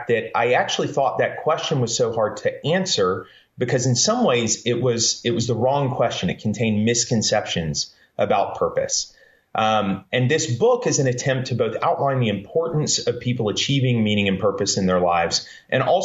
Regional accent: Columbus, Georgia, United States; also born or lived in Central Florida; I grew up in Columbus, Georgia. For the most part, I was born in Florida and Georgia

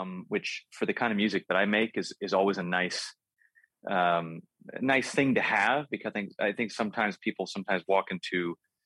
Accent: Los Angeles, California, United States; my hometown of Los Angeles

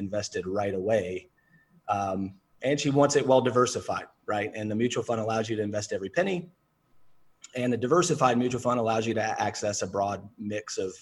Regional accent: the South, United States; I'm from the South

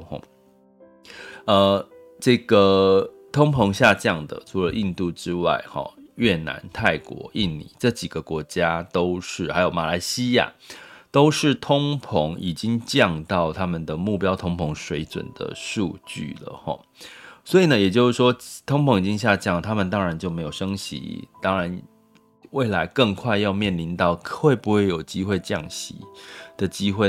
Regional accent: Taiwan; 我们台湾

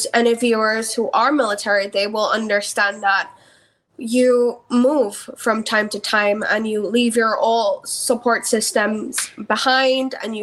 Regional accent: Belize; moved away; I'm from Belize where mental health has just started to become a stigma

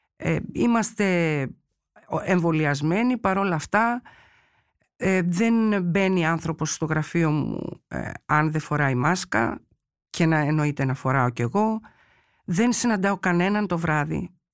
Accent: Chalcis, Central Greece, Greece; εγώ είμαι από τη Χαλκίδα

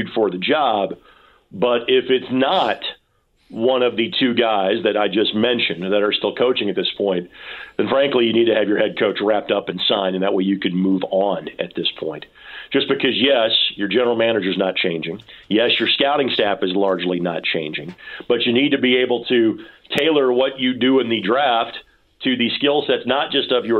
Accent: Lanesville, Indiana, United States; my hometown

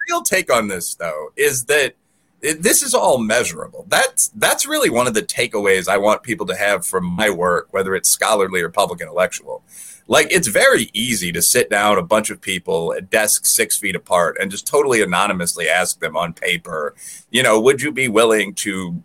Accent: Chicago, Illinois, United States; growing up in Chicago in the late 90s

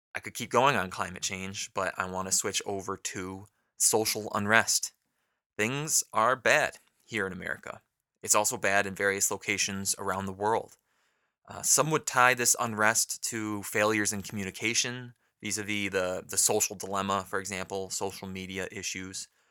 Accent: United States

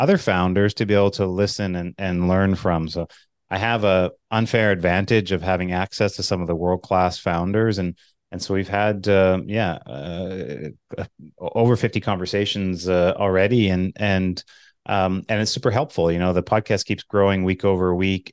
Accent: Manitoba, Canada; I'm from Manitoba, so it's cold in Canada

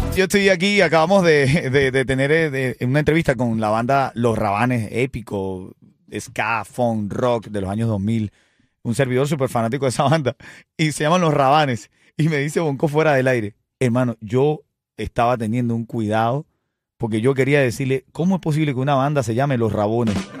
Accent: Venezuela; Yo soy venezolano

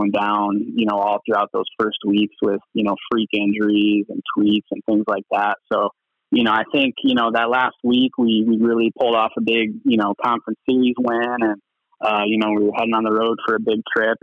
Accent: Illinois, United States; now in Arizona, United States; being from Illinois

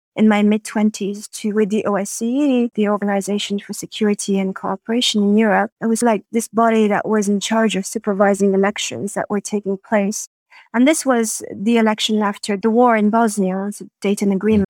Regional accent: Montreal, Quebec, Canada; moved away as an adult; also born or lived in Madagascar / Paris, France; I grew up in Canada and, and lived there from the age of five to, to twenty

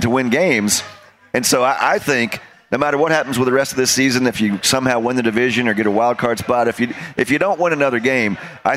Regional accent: Birmingham, Alabama, United States; moved away as an adult; now in Indianapolis, United States; I grew up in Birmingham

